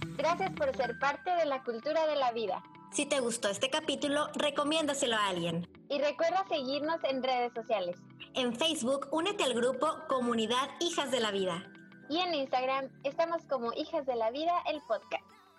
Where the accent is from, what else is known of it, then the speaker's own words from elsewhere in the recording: Ensenada, Baja California, Mexico; me encuentro en Ensenada, Ensenada, la ciudad de donde yo soy